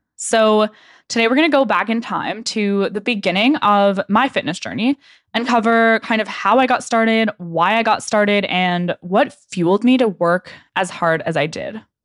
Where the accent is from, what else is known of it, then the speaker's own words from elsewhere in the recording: Okanagan, British Columbia, Canada; moved away as an adult; also born or lived in Lower Mainland, British Columbia; I grew up in the Okanagan